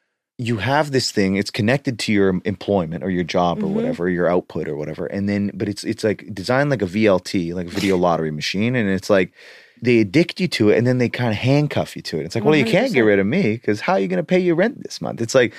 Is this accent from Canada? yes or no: yes; Canada; I grew up near the Rocky Mountains in Canada, so you get the thickness.